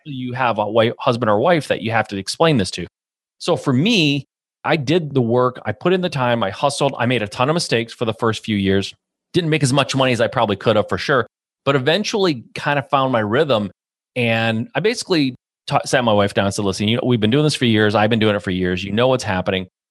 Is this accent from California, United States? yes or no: no; Michigan, United States; a Midwest boy, born and raised in Michigan